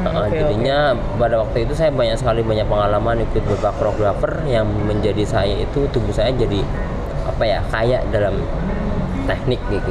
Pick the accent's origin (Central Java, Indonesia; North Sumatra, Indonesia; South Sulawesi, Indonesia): Central Java, Indonesia; Banyumas; Saya lahir di Banyumas